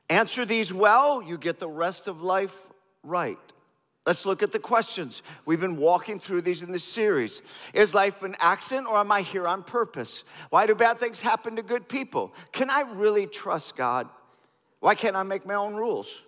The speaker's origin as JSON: {"language": "English", "country": "India", "tie": "born or raised there", "said": "I grew up in India"}